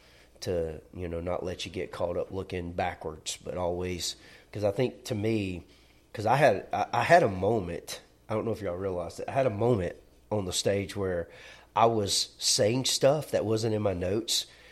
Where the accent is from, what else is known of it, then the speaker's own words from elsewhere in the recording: Alabama, United States; Well, we're from Alabama. We're not going to say Augustine.